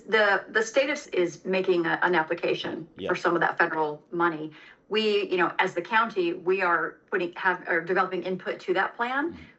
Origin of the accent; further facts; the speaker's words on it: Los Angeles, California, United States; I came from Los Angeles and, you know, similar situation there.